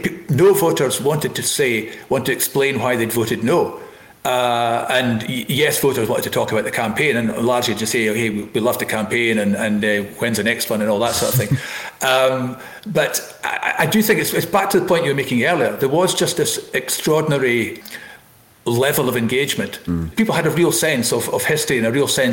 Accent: Elgin, Scotland, United Kingdom; I was up in Elgin, my hometown

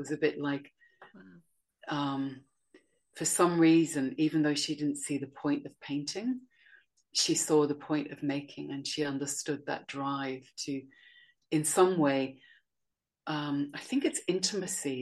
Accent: Sydney, New South Wales, Australia; when I was about, I think, four, we moved down from the North Coast to Sydney. And that's when my parents got a grocery store in the suburbs of Sydney

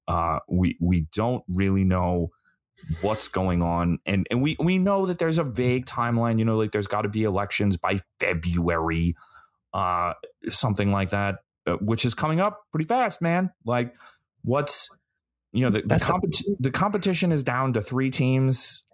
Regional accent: United States; as an American

